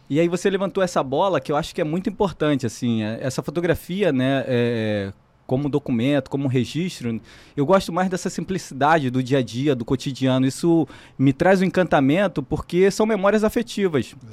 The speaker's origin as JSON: {"language": "Portuguese", "region": "Rio de Janeiro", "country": "Brazil", "said": "Eu sou da favela Parque Maré, que é uma das primeiras favelas que surgiu no, no, conjunto de favelas da Maré, né?"}